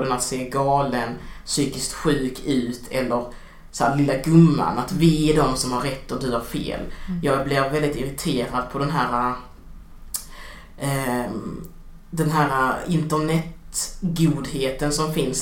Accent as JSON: {"language": "Swedish", "town": "Degeberga", "region": "Skåne", "country": "Sweden", "tie": "born or raised there", "also_born_or_lived": "Angola", "moved": "as an adult", "lives_now": "Malmö, Sweden"}